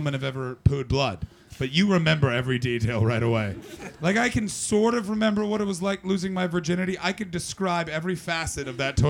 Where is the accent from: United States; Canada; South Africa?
Canada; I'm from Canada